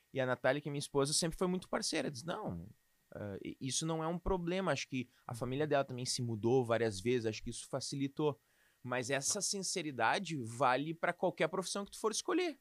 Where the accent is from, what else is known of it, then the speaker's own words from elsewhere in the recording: Canoas, Rio Grande do Sul, Brazil; also born or lived in Boa Vista, Roraima; fui criado aqui em Canoas, mais especificamente bairro Matias Velho